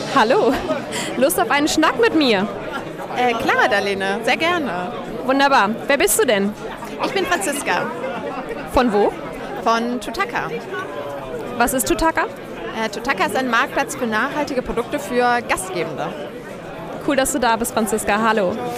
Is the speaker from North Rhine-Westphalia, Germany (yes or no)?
yes; Cologne, North Rhine-Westphalia, Germany; ich komme aus Köln